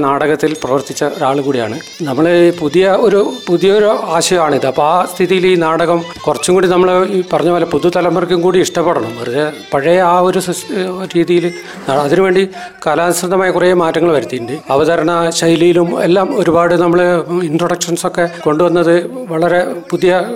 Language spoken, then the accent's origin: Malayalam; Varadoor, Kerala, India; ഞാൻ കരുതൂർ സ്വദേശിയാണ്